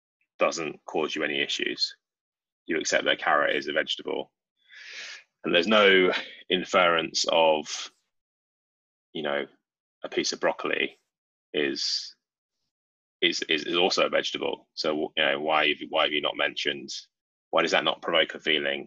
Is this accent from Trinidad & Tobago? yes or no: no; United Kingdom; We're British. We're all British.